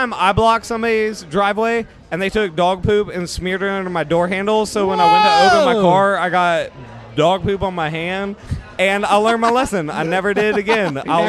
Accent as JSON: {"language": "English", "town": "Orlando", "region": "Florida", "country": "United States", "tie": "born or raised there", "said": "to everybody in Orlando listening, I love you guys. This is my hometown"}